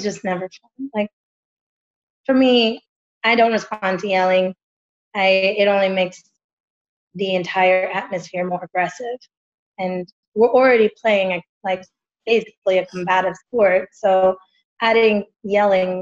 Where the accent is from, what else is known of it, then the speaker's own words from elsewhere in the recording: Texas, United States; now in West Hollywood, United States; I'm from Texas